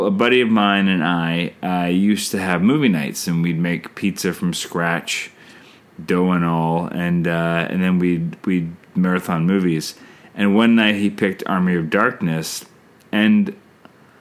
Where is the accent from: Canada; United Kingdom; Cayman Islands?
Canada; I'm Canadian filmmaker